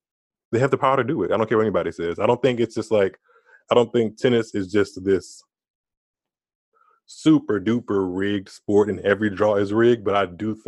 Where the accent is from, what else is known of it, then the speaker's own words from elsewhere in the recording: Louisiana, United States; I'm from Louisiana